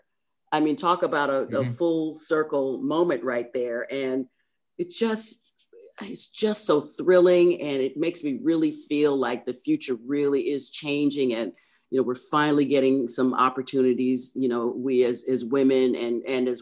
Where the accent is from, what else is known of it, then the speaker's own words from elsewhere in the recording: Oakland, California, United States; also born or lived in Berkeley; I was born in Kaiser Hospital, Oakland